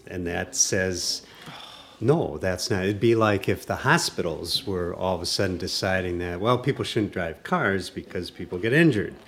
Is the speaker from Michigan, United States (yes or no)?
no; Wisconsin, United States; near my hometown, a rural community in Wisconsin